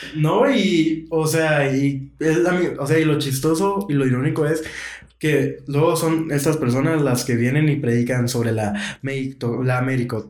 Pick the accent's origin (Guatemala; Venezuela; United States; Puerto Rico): Guatemala; como guatemaltecos